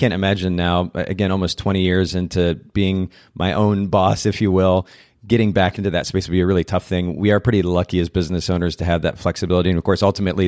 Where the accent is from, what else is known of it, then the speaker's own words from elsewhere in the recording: Japan; moved away; I grew up in Japan. I spent about 10 years of my life there